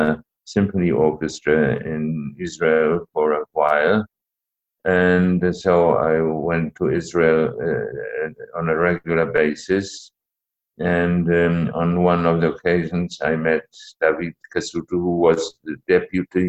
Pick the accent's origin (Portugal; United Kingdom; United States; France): Portugal; I was born in 1938 in Portugal